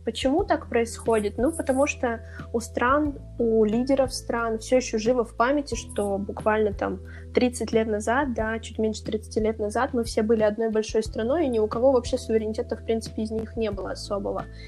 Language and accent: Russian; Siberia, Russia; я россиянка, там, я сибирячка